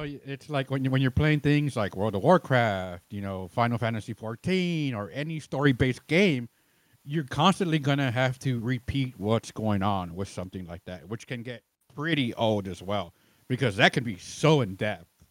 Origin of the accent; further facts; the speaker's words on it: Chicago, Illinois, United States; now in Austin, United States; I'm originally from Chicago